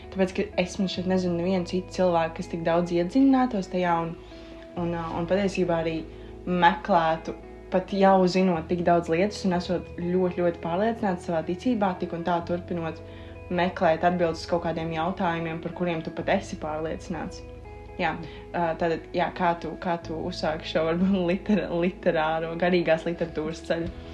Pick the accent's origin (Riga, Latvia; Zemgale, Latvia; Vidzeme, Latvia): Zemgale, Latvia; Dobele / Jelgava; es oriģināli esmu no Domelas Slīpsvītra Jālgavas